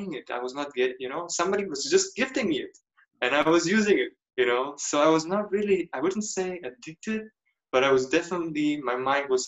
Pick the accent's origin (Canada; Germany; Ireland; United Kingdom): Germany; moved away; also born or lived in United States; growing up in Germany, my parents come from Serbia